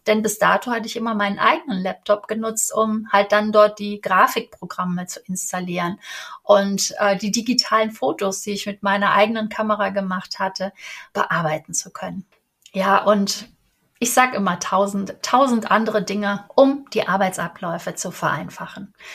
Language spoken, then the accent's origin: German; Cologne, North Rhine-Westphalia, Germany; Ich bin Kölnerin